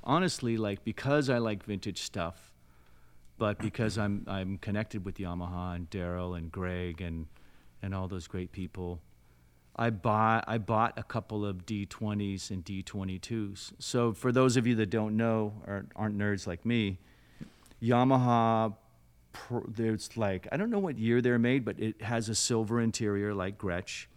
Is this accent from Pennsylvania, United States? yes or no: no; South Lake Tahoe, California, United States; I'm from Lake Tahoe, California. Um, really sleepy blue collar, then blue collar town in, in the mountains